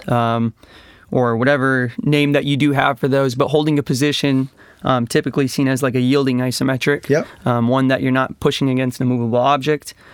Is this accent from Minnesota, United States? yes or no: yes; Minnesota, United States; I'm growing up in Minnesota